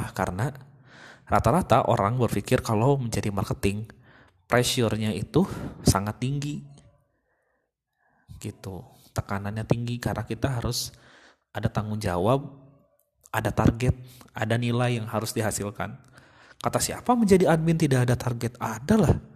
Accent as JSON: {"language": "Indonesian", "town": "Sumedang", "region": "West Java", "country": "Indonesia", "said": "saya ingin bekerja di uh, kota saya, kota Sumedang, pengen pengen lebih dekat lah"}